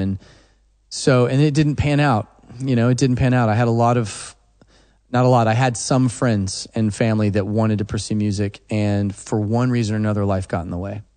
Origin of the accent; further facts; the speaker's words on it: Oklahoma, United States; I'm from Oklahoma